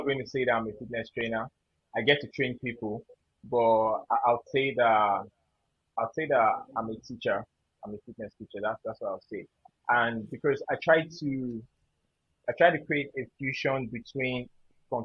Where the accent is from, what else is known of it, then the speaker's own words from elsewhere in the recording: Yorubaland, Nigeria; being a Yoruba boy, you know, that's my indigenous tribe from Nigeria